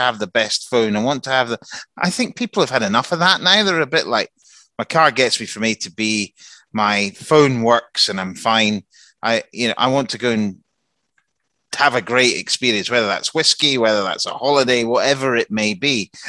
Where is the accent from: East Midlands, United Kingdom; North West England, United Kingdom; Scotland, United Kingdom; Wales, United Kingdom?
Scotland, United Kingdom; Helensburgh; I'm from Helensburgh.